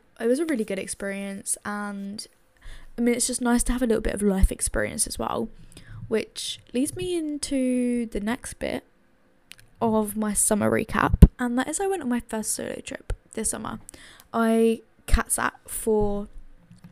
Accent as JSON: {"language": "English", "region": "London", "country": "United Kingdom", "tie": "born or raised there", "said": "I come from London. I live in London. I've lived in London my entire life."}